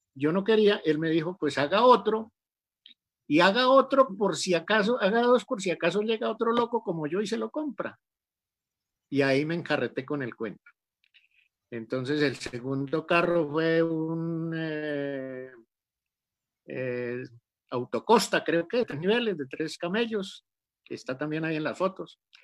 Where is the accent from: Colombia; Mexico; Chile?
Colombia; Rionegro, Santander; moved away as an adult; now in Antioquia, Colombia; soy santanderiano, de Río Negro, Santander, un pueblito que queda a 20 minutos de Bucaramanga, yendo hacia la costa viví toda la vida en el campo, mi, hasta los 14 años